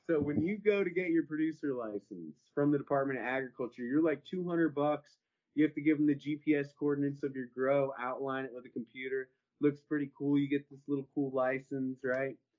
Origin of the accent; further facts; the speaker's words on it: Horseshoe Bay, Texas, United States; I'm from Horseshoe Bay.